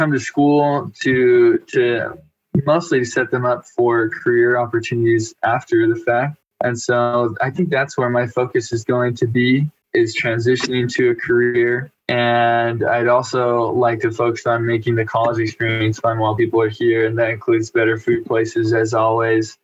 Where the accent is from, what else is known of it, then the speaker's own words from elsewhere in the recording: Mesa, Arizona, United States; now in Utah, United States; I'm from Mesa, Arizona